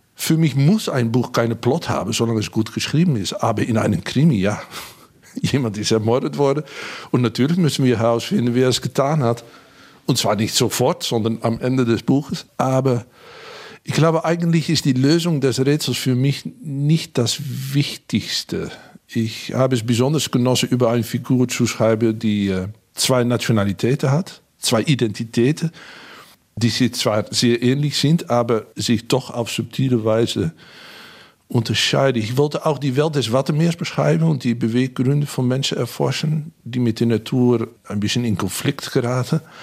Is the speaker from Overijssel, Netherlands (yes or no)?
yes; Hengelo, Overijssel, Netherlands; Ich bin an der Grenze aufgewachsen, in Hengelo, in Bukelow, nähe zu Gronau und Bad Bentheim.